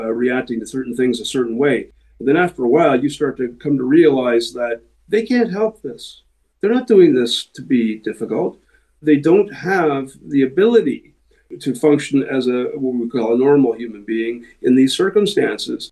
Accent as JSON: {"language": "English", "country": "Canada", "said": "We are Canadian. We formed in a city called Guelph, Ontario"}